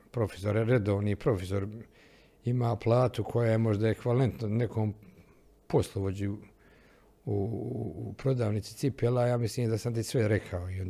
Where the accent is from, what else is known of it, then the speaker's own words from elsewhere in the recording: Bosnia & Herzegovina; ovdje kod nas u Bosni i Hercegovini.